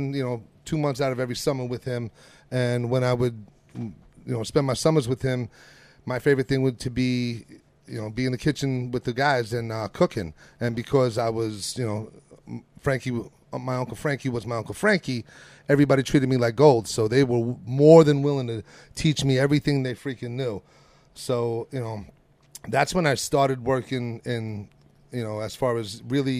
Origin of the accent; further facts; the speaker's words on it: New York City, New York, United States; moved away as an adult; also born or lived in Long Island, New York; now in Oklahoma, United States; I'm originally from beautiful Brooklyn, New York. I spent a large amount of time out on Long Island, New York, and I started cooking, cooking with the family, pretty much proficient in making pasta by the time I was 8